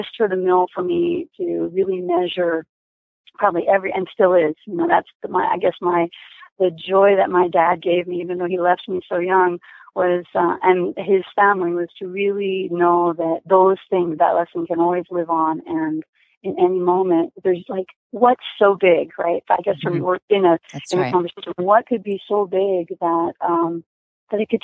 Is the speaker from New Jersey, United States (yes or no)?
yes; New Jersey, United States; I grew up kind of in rural America on the East Coast in New Jersey